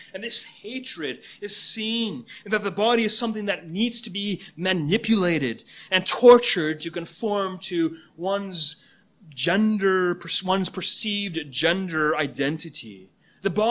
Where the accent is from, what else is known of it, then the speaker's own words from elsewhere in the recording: Canada; now in United States; Canada is my home country.